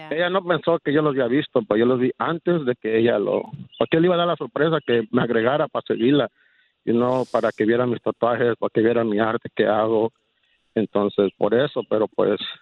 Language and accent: Spanish; Mexico; soy mexicano